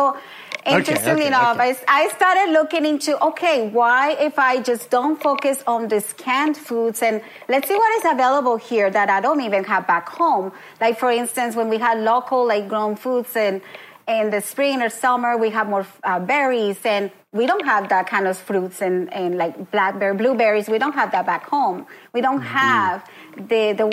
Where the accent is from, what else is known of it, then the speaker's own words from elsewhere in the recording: Colombia; now in Oshawa, Canada; I grew up in Colombia